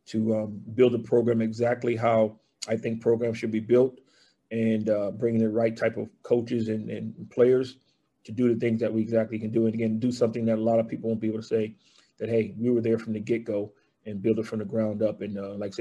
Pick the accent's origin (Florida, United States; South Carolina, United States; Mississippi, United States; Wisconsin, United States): South Carolina, United States; Charleston; moved away as an adult; also born or lived in West Point, New York / Fort Bragg, North Carolina / Georgia; I'm originally from Charleston, South Carolina, born and raised